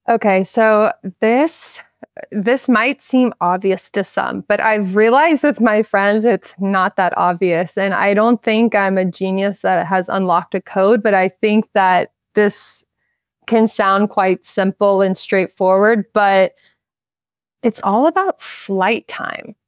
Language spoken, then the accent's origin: English; Charleston, South Carolina, United States; moved away; Growing up in Charleston